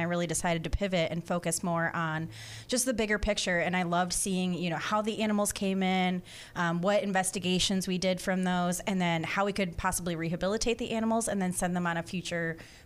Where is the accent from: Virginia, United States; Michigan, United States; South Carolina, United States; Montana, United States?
Michigan, United States; moved away as an adult; also born or lived in Orange County, Florida; now in Volusia County, United States; I come from Michigan. I actually moved down to Florida 3 years ago